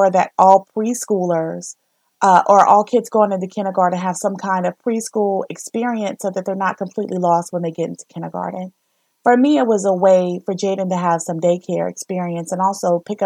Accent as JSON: {"language": "English", "region": "the South", "country": "United States", "tie": "born or raised there", "said": "I grew up in the South."}